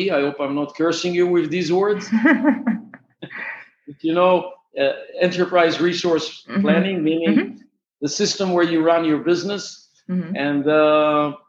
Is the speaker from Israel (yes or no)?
yes; Israel; Actually, I'm from Israel.